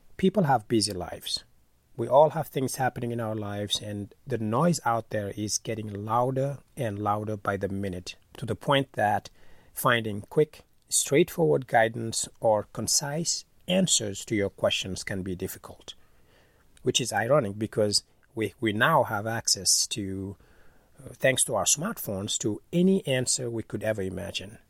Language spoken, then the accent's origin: English; Senegal; moved away; I'm originally from Senegal